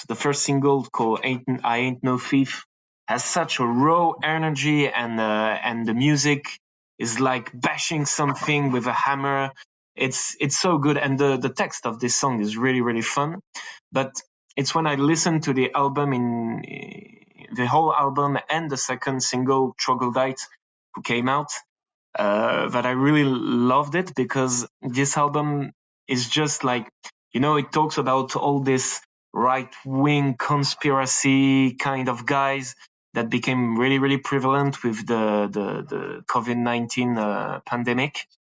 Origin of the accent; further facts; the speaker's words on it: France; accent: French; English is a second language; I'm from France, as you can probably hear it with this accent